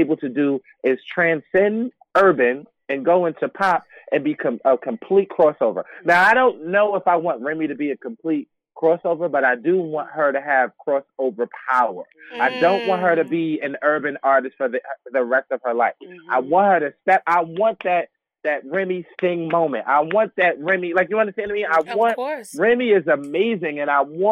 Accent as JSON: {"language": "English", "town": "New York City", "region": "New York", "country": "United States", "tie": "born or raised there", "said": "I grew up in Bed-Stuy"}